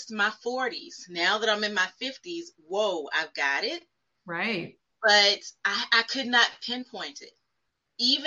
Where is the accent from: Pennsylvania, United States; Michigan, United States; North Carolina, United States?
North Carolina, United States; Fayetteville; moved away as an adult; also born or lived in Charlotte, North Carolina; now in Richmond, United States; I am originally from Fayetteville, North Carolina